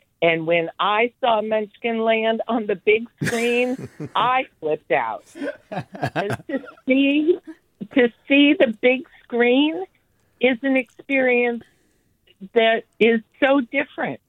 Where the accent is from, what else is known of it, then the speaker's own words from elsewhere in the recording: Palo Alto, California, United States; now in Oakland, United States; I grew up in Palo Alto